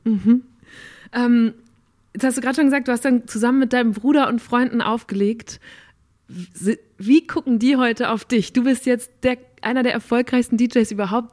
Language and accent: German; Borken, North Rhine-Westphalia, Germany; moved away; Ich bin auch in einer Kleinstadt aufgewachsen in Nordrhein-Westfalen